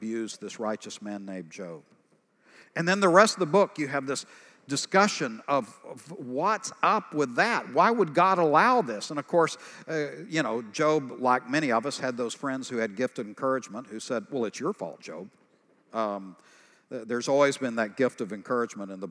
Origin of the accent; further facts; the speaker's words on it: East Texas, United States; I'm from East Texas